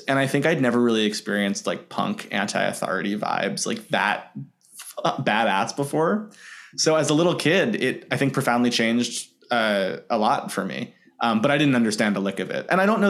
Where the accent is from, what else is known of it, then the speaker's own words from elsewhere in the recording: New York City, New York, United States; I'm from Queens.